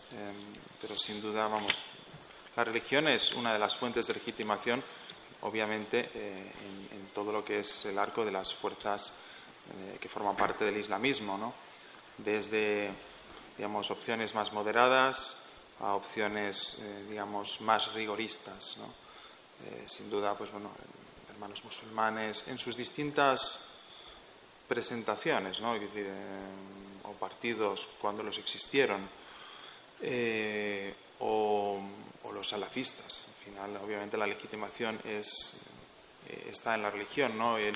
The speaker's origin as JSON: {"language": "Spanish", "country": "Spain", "said": "yo soy, español, yo no soy egipcio."}